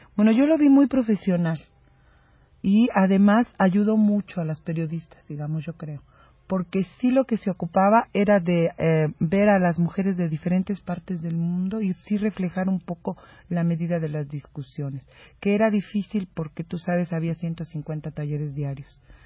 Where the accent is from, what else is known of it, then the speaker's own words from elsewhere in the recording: Mexico; un poco como mexicana anfitriona